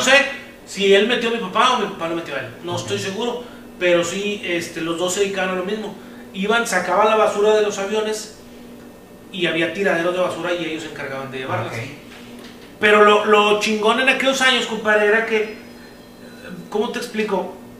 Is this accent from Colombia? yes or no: no; Apodaca, Nuevo León, Mexico; nosotros somos de Apodaca, Nuevo León